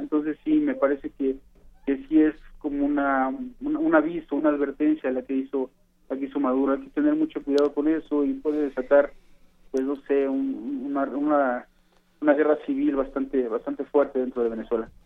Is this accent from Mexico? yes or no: yes; Mexico; me refiero a, a los mexicanos